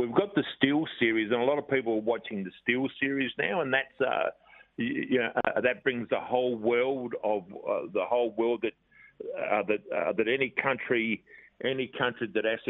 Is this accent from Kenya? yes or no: no; Australia